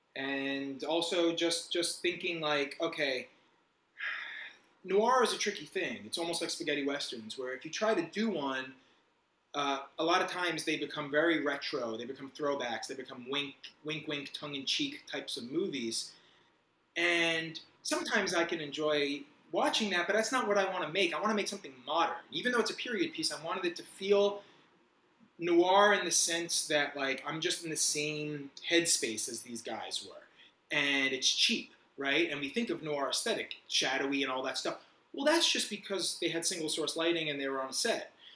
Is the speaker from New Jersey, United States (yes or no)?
yes; Fort Lee, New Jersey, United States; moved away as an adult; also born or lived in Los Angeles, United States / Manhattan, New York, United States; now in New York, United States; I grew up right around here, Fort Lee, New Jersey, so right over the George Washington Bridge